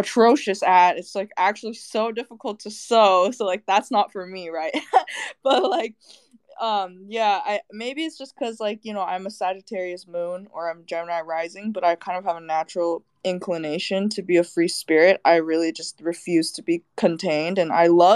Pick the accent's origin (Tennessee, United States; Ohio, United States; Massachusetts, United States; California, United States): California, United States; Bay Area; moved away as an adult; now in Los Angeles, United States; I'm originally from the Bay Area, went to school out there, grew up out there, but now I'm LA based.